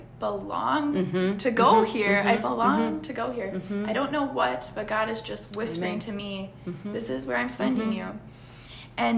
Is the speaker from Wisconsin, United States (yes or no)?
yes; Wisconsin, United States; I'm from Wisconsin